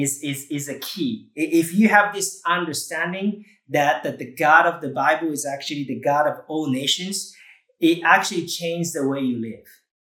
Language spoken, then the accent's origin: English; Japan; moved away; I grew up in Japan and totally unchurched.